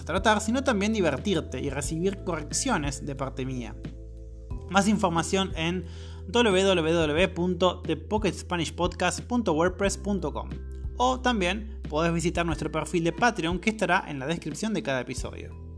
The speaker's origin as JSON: {"language": "Spanish", "country": "Argentina", "said": "Soy de Argentina"}